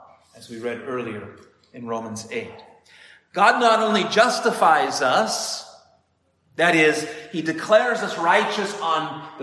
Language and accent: English; United States; moved away as an adult; also born or lived in Heidelberg, Germany / Milan, Italy; now in Italy; We are an American family, but we live in Italy.